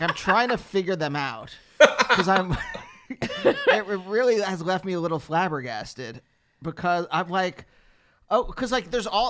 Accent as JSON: {"language": "English", "region": "Pennsylvania", "country": "United States", "said": "I'm from Pennsylvania."}